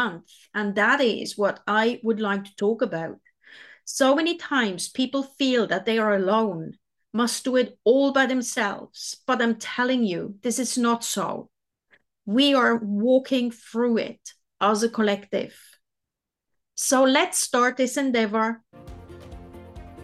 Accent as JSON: {"language": "English", "country": "Switzerland", "moved": "as an adult", "lives_now": "New Zealand", "said": "I'm originally from Switzerland and I have been living in New Zealand for the past 23 years."}